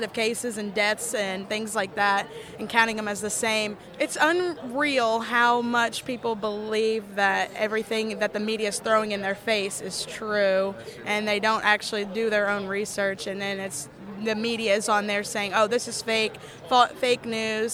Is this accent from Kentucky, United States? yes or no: yes; Kentucky, United States; I'm from Kentucky. I go to Northern Kentucky University